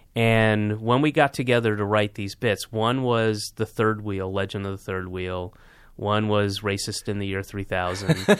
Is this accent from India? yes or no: no; the South, United States; I'm from the South